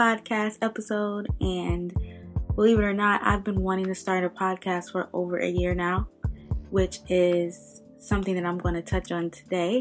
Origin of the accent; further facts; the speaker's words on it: Ohio, United States; moved away as an adult; now in California, United States; I'm from Ohio